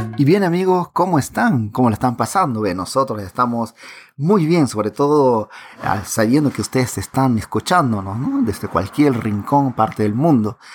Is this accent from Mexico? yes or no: no; Pucallpa, Ucayali, Peru; accent: Peruvian Amazon; soy peruano de nacimiento y nací en la ciudad de Pucallpa. El acento que ustedes escuchan en estos momentos es un acento de la Amazonía peruana